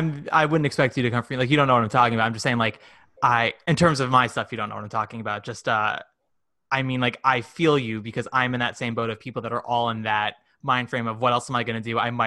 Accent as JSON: {"language": "English", "town": "Manhattan", "region": "New York", "country": "United States", "tie": "born or raised there", "also_born_or_lived": "New Jersey", "said": "Yeah. I grew up in New York and New Jersey, sort of back and forth. But my parents were Upper East Side kids. My grandparents lived in Manhattan and Brooklyn. And like, I'm fourth generation New Yorker."}